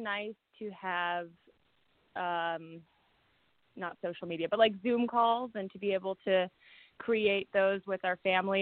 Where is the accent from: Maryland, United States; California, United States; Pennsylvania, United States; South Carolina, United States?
California, United States; Chino; I grew up in Chino. I went to Chino Hills High.